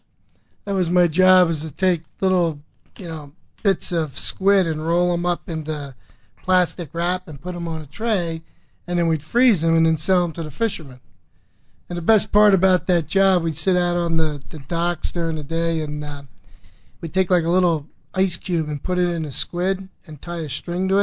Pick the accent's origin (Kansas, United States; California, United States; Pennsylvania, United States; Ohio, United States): Pennsylvania, United States; Bethlehem; born and bred in Bethlehem, Pennsylvania